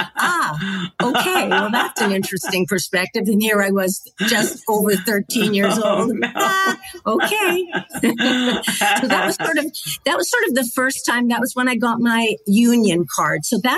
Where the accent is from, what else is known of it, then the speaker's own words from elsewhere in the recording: Manitoba, Canada; MTC, my hometown in Manitoba, they picked it up.